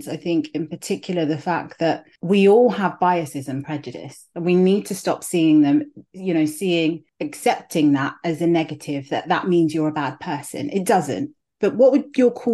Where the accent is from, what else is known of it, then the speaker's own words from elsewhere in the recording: London, United Kingdom; also born or lived in Nigeria; I growing up, I went to primary school. My primary school was in Clapham